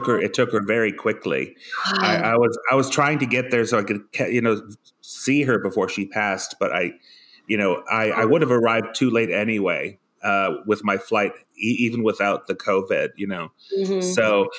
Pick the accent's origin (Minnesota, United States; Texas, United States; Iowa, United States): Minnesota, United States; Forest Lake; moved away as an adult; also born or lived in Iceland / San Diego / San Francisco; My dad wanted me to stay in this little podunk town in Minnesota called Forest Lake